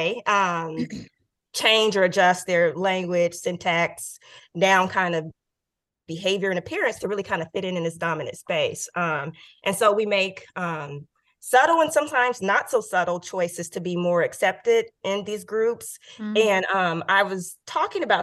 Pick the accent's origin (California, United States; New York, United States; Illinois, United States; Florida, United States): California, United States; Oakland; also born or lived in New Haven, Connecticut; my friends that I grew up with in Oakland